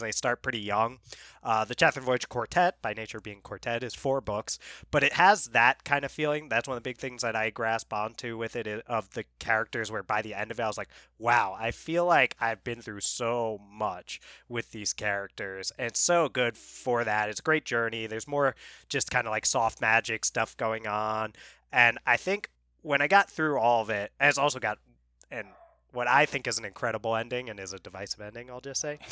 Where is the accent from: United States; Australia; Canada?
United States; New York; moved away; we're from New York originally